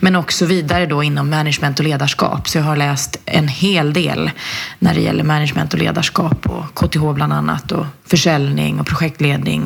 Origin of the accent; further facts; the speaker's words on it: Flen, Södermanland, Sweden; kommer ifrån en en liten håla i, i Sörmland som heter Flen och där har jag vuxit upp